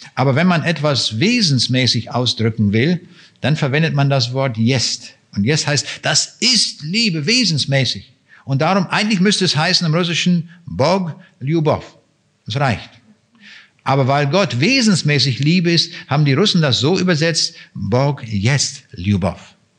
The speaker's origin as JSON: {"language": "German", "country": "Germany", "said": "für uns Deutsche"}